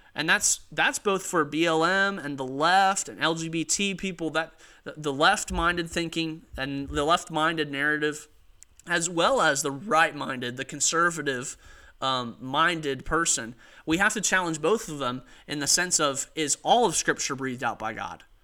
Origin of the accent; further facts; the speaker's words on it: United States; as an American, as a citizen of the United States.